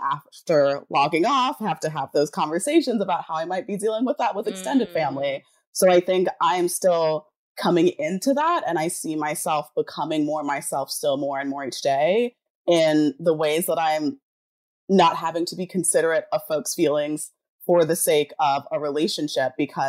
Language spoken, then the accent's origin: English; Jamaica; I'm Pisces, I'm Jamaican, so I'm like very passive aggressive.